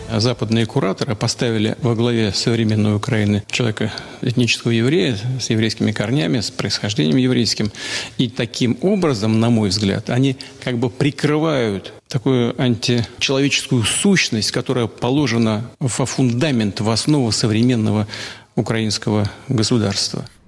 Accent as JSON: {"language": "Russian", "country": "Belarus"}